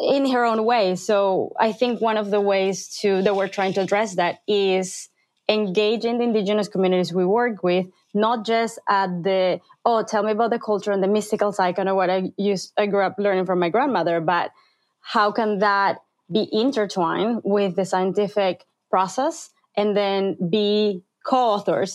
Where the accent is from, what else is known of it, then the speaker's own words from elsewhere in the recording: Peru; moved away; growing up in Peru